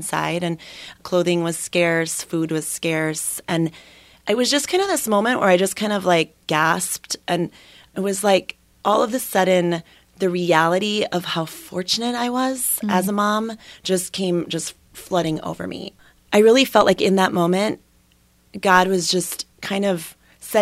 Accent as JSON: {"language": "English", "region": "Minnesota", "country": "United States", "tie": "born or raised there", "moved": "yes", "said": "I was born and raised in Minnesota"}